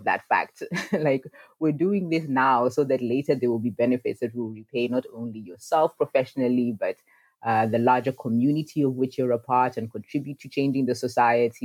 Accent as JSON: {"language": "English", "region": "Nairobi", "country": "Kenya", "tie": "born or raised there", "said": "I was born in Nairobi, Kenya"}